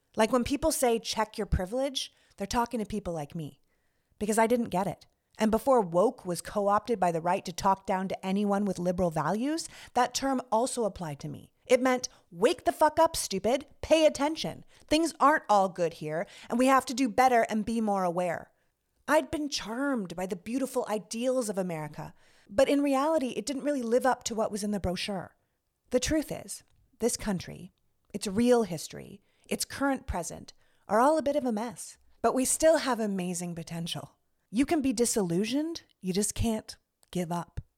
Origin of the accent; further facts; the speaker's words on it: Toronto, Ontario, Canada; moved away as an adult; also born or lived in Montreal, Canada / New York, United States; now in United States; I was born and raised in Canada. I'm from Toronto